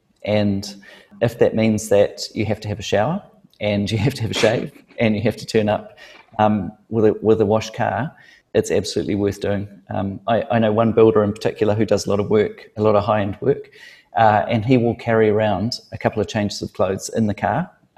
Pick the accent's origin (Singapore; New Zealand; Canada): New Zealand; I've gone into business and I'm a Kiwi and in New Zealand, we can be casual and casual is okay.